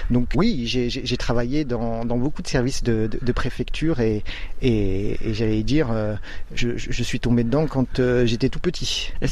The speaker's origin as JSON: {"language": "French", "town": "Rouen", "region": "Normandy", "country": "France", "tie": "born or raised there", "also_born_or_lived": "Oise / Yvelines / Paris", "moved": "yes", "lives_now": "Vitry-le-François, France", "said": "Moi, je suis né à Rouen. Je suis né euh, en, Normandie, en Seine-Maritime, et, j'ai euh, eu l'occasion de vivre euh, dans le pays de Caux, dans les bocages normands"}